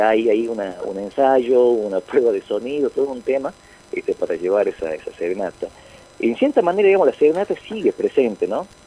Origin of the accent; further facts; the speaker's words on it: northern Argentina, Argentina; aquí en nuestra cultura, el argentino, el norteño